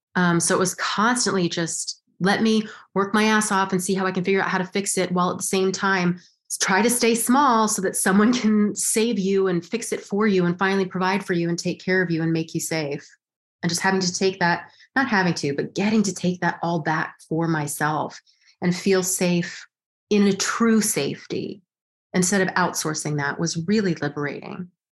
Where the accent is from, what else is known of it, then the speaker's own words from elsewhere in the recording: Los Alamos, New Mexico, United States; moved away as an adult; now in New York, United States; I grew up in Los Alamos, New Mexico